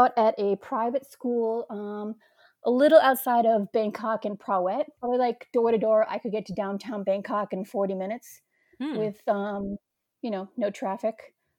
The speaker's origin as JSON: {"language": "English", "region": "New York", "country": "United States", "accent": "New York", "said": "It totally crippled away at my New York accent."}